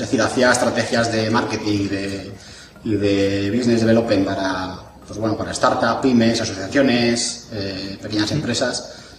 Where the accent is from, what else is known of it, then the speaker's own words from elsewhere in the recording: Jaraíz de la Vera, Extremadura, Spain; also born or lived in Madrid (Laganzo); Pues yo soy de un pueblo de Extremadura que se llama Jaraíz de la Vera, donde tenemos el mejor pimentón del mundo, y de otro pueblo de Madrid que se llama Laganzo